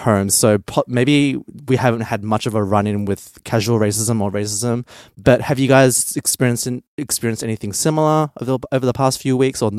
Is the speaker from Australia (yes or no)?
yes; Australia; growing up in Australia